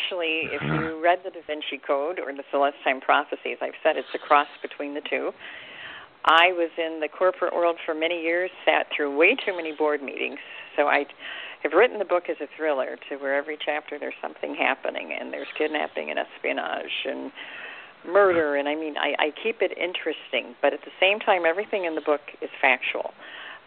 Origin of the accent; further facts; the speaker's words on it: the South, Appalachian Mountains, United States; I was born in the South, and Appalachian Mountains